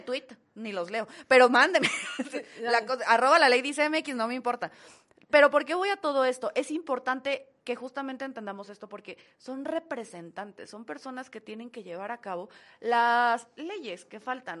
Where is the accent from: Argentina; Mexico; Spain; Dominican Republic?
Mexico